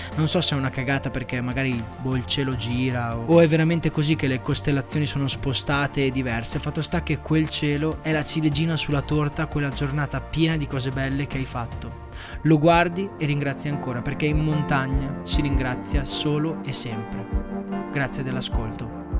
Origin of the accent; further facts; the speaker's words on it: Emilia-Romagna, Italy; sono romagnolo